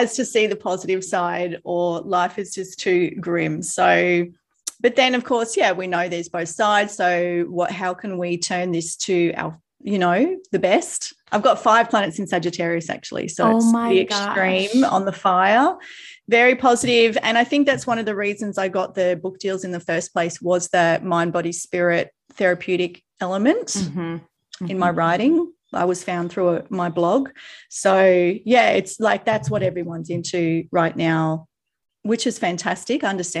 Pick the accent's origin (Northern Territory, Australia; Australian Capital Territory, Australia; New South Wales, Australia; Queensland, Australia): Queensland, Australia; accent: Australian; now in Gold Coast, Australia; I grew up in this state. So I've come back to this state, but I had never lived in this area before. So I'm about 2 hours from where I grew up, an hour and a half.